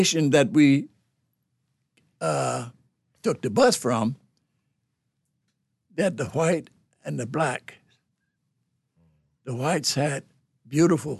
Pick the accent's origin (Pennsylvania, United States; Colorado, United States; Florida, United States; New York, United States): Pennsylvania, United States; Philadelphia; moved away as an adult; my home state, Pennsylvania, Philadelphia, Pennsylvania